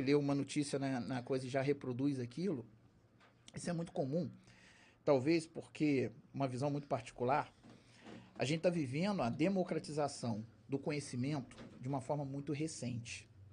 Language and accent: Portuguese; Valença, Brazil; Eu sou de Valença, mas é de gente de fora